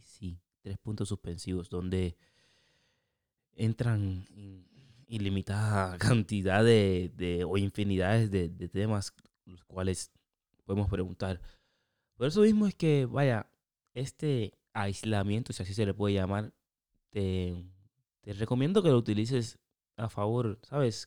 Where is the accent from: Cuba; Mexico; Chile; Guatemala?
Cuba; moved away; also born or lived in Europe; Yo soy cubano.